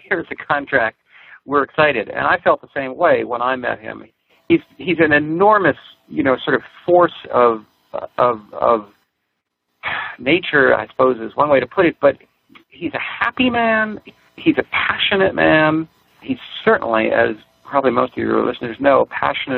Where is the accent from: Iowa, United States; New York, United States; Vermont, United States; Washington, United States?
New York, United States; New York City; I grew up in Manhattan on the Upper West Side